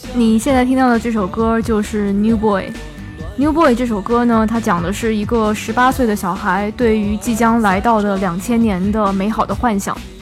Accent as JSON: {"language": "Chinese", "region": "Shanghai", "country": "China", "tie": "born or raised there", "said": "我小时候是在上海长大的"}